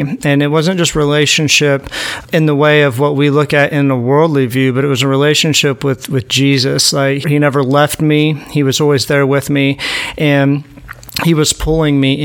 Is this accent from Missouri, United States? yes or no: yes; Southwest Missouri, United States; I'm from Southwest Missouri